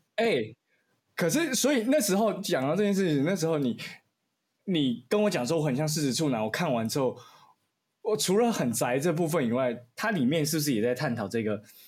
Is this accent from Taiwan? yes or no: yes; Kinmen County, Taiwan; moved away; 因为我是金门人，我就回金门